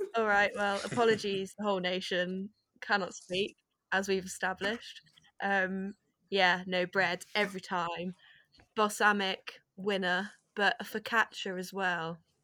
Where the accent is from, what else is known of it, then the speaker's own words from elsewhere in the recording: Herefordshire, West Midlands, United Kingdom; I am from Herefordshire originally